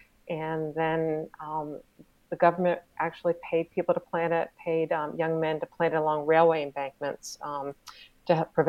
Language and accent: English; North Carolina, United States; also born or lived in Ireland; But I grew up in the South. And so that voice, those voices, because there's so many different voices, even in North Carolina, they're kind of in my veins.